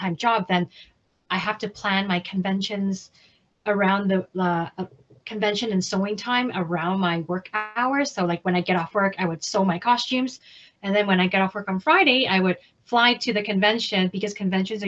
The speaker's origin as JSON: {"language": "English", "country": "Canada", "also_born_or_lived": "Hong Kong", "said": "I'm from Canada"}